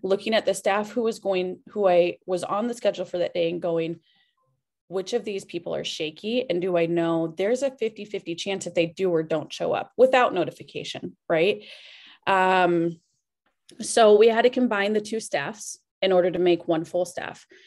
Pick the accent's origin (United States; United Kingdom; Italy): United States; Cedar Rapids, Iowa; I am from right here, Cedar Rapids, Iowa. Born and raised